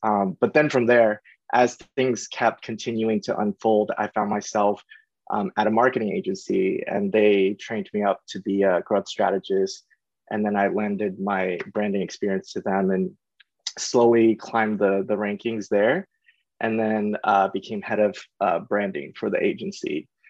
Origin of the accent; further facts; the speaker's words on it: East Coast, United States; when I came out here, I was actually very, very sort of self-conscious because I came from the East Coast. I didn't really know anyone here.